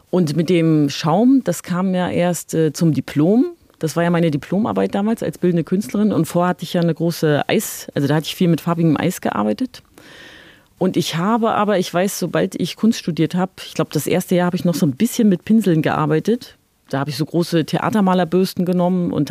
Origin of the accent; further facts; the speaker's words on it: East Germany, Germany; ich bin in der DDR geboren und aufgewachsen und habe ja so ein ganzes politisches System oder das ganze Gesellschaftssystem zusammenbrechen sehen.